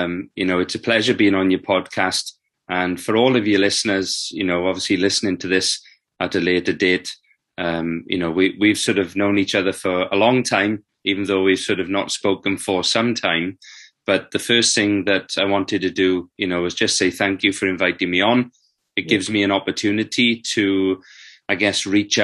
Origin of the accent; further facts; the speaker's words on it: South Wales, United Kingdom; I was growing up in South Wales